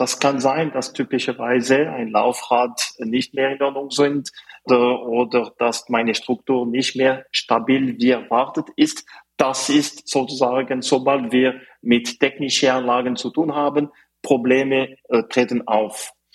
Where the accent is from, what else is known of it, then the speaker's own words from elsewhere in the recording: Fribourg, Switzerland; German is a second language; moved away as an adult; also born or lived in Zurich; Also ich komme aus der Schweiz. Ich bin äh, geboren auf die französische Seite von der Schweiz in Fribourg. Aber ich habe Deutsch gelernt